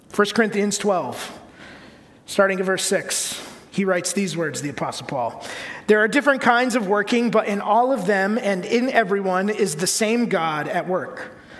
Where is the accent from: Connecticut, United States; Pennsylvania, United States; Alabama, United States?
Connecticut, United States; the church I grew up in in Connecticut